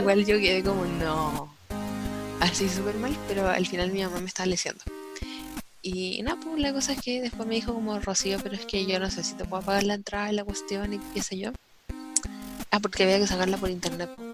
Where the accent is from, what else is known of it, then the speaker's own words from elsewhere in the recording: Santiago, Santiago Metropolitan Region, Chile; yo soy de Santiago